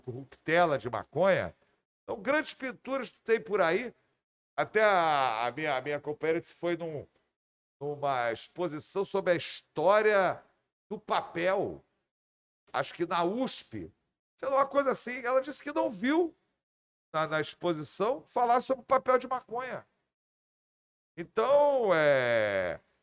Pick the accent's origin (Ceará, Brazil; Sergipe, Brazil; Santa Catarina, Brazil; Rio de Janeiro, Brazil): Rio de Janeiro, Brazil; eu sou do Rio de Janeiro e sou Botafogo